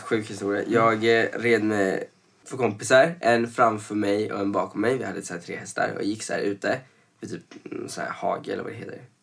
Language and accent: Swedish; Venezuela; now in Sweden; när jag växte upp i Venezuela så var det, man hade ju uniformer alltså sen man var liten